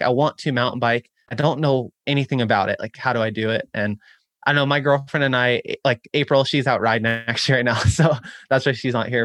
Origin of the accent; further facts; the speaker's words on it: Chico, California, United States; my hometown of Chico, California